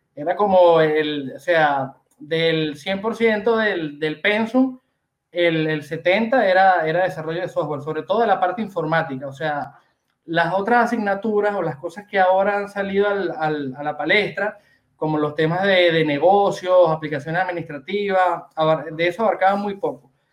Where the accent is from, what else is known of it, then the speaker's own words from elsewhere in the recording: Venezuela; moved away as an adult; also born or lived in Argentina; now in Barcelona, Spain; soy venezolano